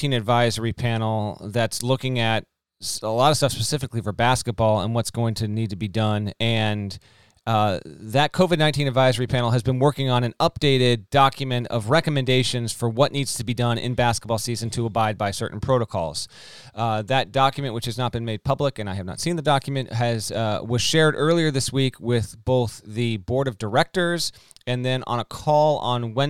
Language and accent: English; Connecticut, United States; my home state, school A in Connecticut